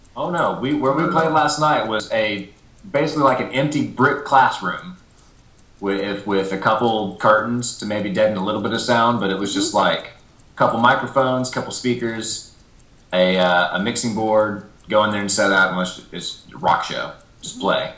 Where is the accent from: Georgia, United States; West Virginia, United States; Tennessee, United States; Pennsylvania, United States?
Tennessee, United States; Nashville; growing up in Nashville